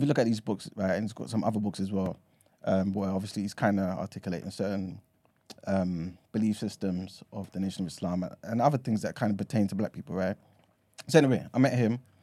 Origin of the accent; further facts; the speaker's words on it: London, United Kingdom; accent: London; also born or lived in Ghana; I'm from London